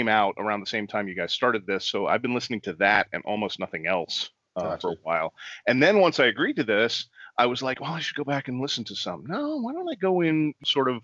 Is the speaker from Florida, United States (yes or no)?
no; Northern Virginia, United States; also born or lived in Washington, D.C.; growing up in D.C. or in the D.C. area, I'm actually from Northern Virginia